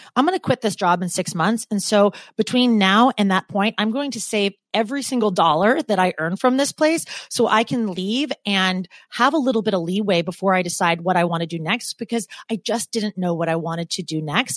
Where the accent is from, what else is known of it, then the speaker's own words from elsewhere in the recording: Portland, Oregon, United States; moved away as an adult; now in New York, United States; I'm from Portland, and Portland is just such an easy place to be.